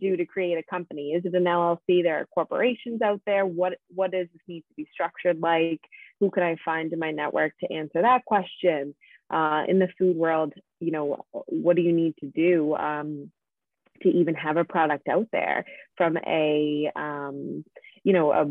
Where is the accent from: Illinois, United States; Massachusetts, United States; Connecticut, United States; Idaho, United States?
Massachusetts, United States; Pembroke; moved away as an adult; also born or lived in Boston / New York; I grew up in Pembroke, so local to the South Shore of Massachusetts